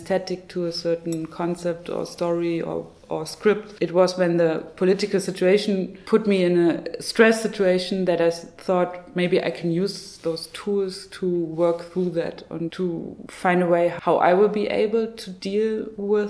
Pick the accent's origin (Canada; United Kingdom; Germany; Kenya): Germany; Zwickau, Saxony; my hometown of Zwickau